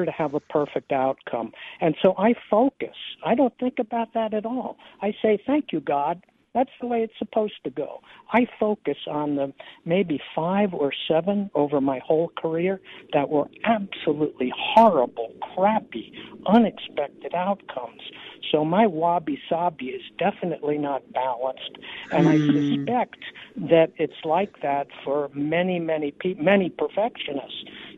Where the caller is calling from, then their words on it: San Diego, California, United States; I'm calling from San Diego, California.